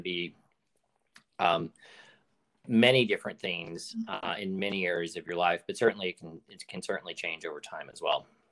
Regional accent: Arkansas, United States; moved away as an adult; also born or lived in Washington, District of Columbia, United States; now in San Francisco Bay Area, United States; So, I grew up in Arkansas, um, left there immediately after high school um, to go to college in DC

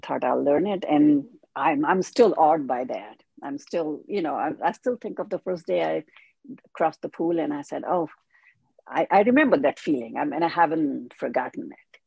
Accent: India; moved away as an adult; now in United States; I was born in India. I came to USA when I was 21.

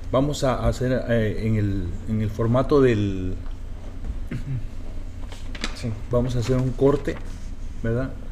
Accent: Guatemala; Yo pues soy de Guatemala

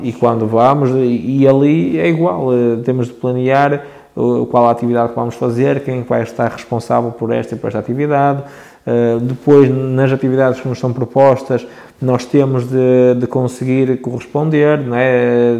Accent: Barcelos, Norte, Portugal; sou natural de Barcelos, particularmente uma freguesia de Lijo, que se chama Lijó.

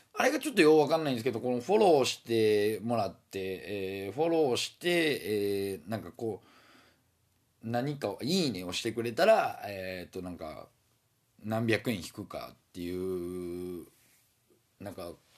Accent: Osaka, Japan; accent: Osaka dialect; moved away as an adult; now in Fukuoka, Japan; 35年間大阪生まれ大阪育ちで育ってきたんでね大阪弁なんて抜けないですよ

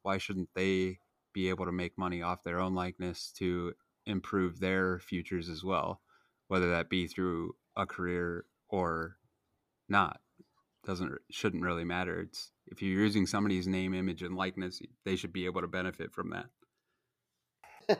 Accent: Nebraska, United States; I grew up in Nebraska where college football is king

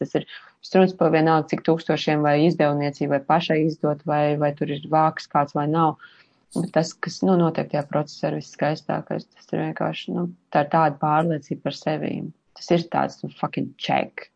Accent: Sigulda, Latvia; piedzimu, jā, Siguldā

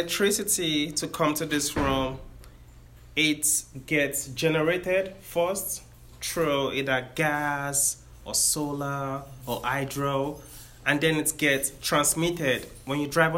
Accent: Nigeria; now in Sacramento, United States; I am from Nigeria. That's why I have my accent.

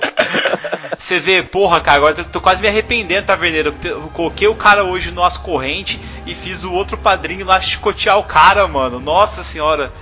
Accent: South Region, Brazil; a gente que é mais do sul

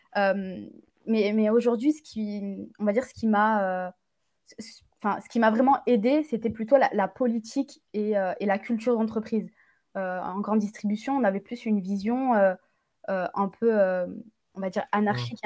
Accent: Gard, Occitania, France; Je suis originaire du sud de la France, dans le Gard, j'ai grandi dans le Gard

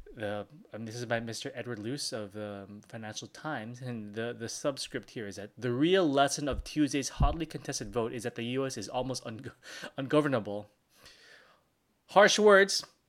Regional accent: Philippines; I'm from the Philippines.

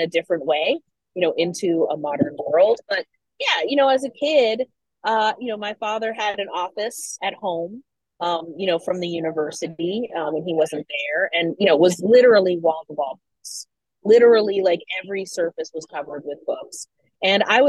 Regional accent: Washington, District of Columbia, United States; I grew up in the DC area

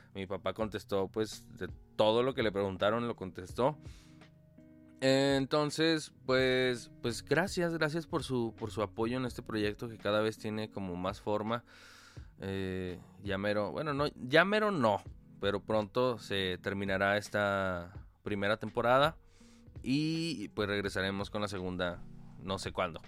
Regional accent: Mexico

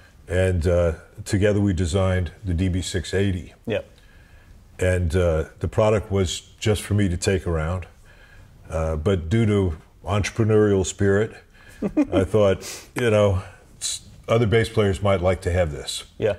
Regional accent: St. Louis, Missouri, United States; now in New York, United States; I came to New York from St. Louis.

